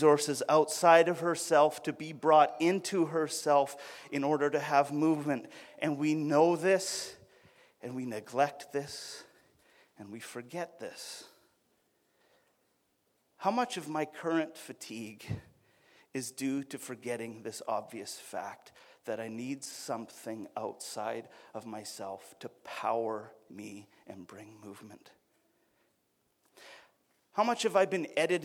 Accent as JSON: {"language": "English", "region": "Alberta", "country": "Canada", "said": "I'm from Alberta"}